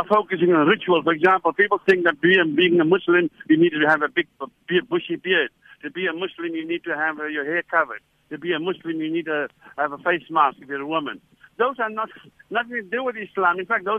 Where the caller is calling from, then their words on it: Cape Town, Western Cape, South Africa; Or, like, I'm talking from Cape Town.